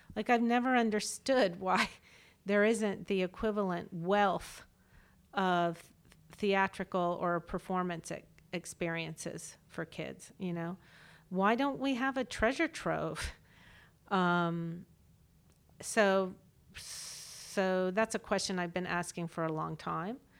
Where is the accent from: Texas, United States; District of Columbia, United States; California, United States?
District of Columbia, United States; Washington; growing up in Washington, D C, where I was, got to be in these pinnacle cultural institutions